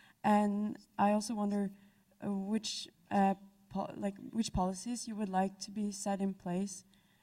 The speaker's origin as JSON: {"language": "English", "country": "Norway", "moved": "yes", "lives_now": "British Columbia, Canada", "said": "I'm from Norway."}